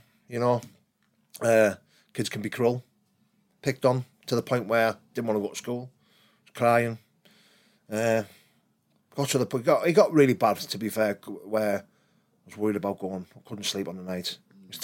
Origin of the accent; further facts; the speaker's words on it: Middlesbrough, North East England, United Kingdom; growing up in South Bank wasn't hard for me. Like, it's my town